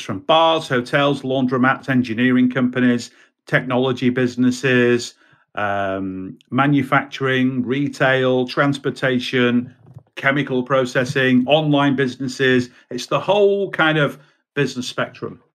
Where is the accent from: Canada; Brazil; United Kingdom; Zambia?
United Kingdom; also born or lived in Baltimore, United States; I'm a Brit